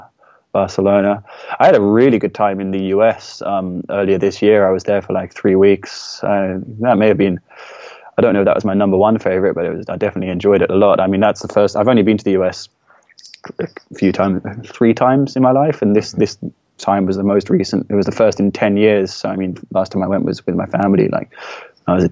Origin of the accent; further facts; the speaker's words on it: England, United Kingdom; I'm from England